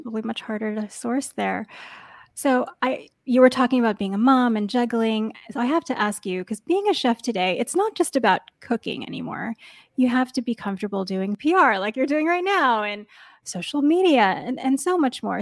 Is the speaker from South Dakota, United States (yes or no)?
no; New York, United States; now in Bay Area, United States; I grew up in New York and then I moved to the Bay Area